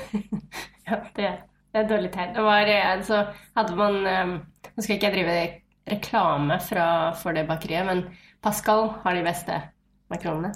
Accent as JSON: {"language": "Norwegian", "town": "Nesodden", "region": "Akershus", "country": "Norway", "tie": "born or raised there", "also_born_or_lived": "Fredrikstad", "said": "Født, eller jeg er født i Fredrikstad, oppvokst på Nesodden rett utenfor Oslo"}